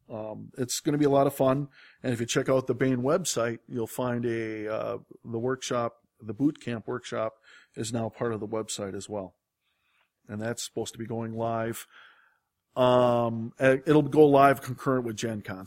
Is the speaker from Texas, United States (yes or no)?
no; Wisconsin, United States; I grew up in Wisconsin